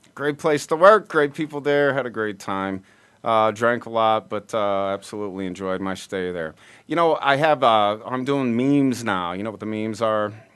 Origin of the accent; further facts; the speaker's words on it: Peoria, Illinois, United States; Peoria, Illinois, where okay. we're from